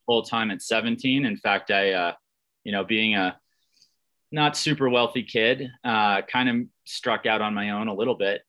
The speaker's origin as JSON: {"language": "English", "town": "Lake Placid", "region": "New York", "country": "United States", "tie": "born or raised there", "said": "I grew up in the Adirondack Mountains in, eh, around the Olympic region of Lake Placid, New York"}